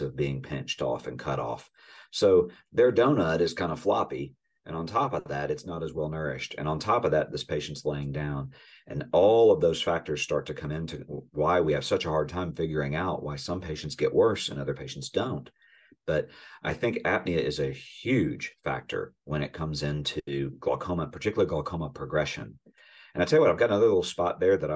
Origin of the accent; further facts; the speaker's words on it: the South, Southern United States, United States; I'm a Southerner